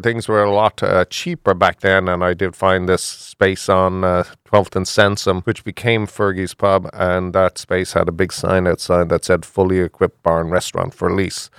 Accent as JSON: {"language": "English", "country": "Ireland", "also_born_or_lived": "Houston, Texas", "moved": "as an adult", "lives_now": "Philadelphia, United States", "said": "I'm from Ireland"}